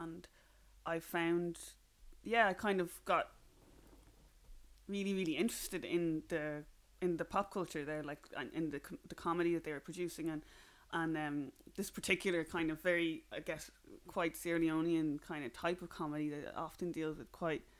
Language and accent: English; Ireland; accent: flat Irish; my accent is very kind of flat and Irish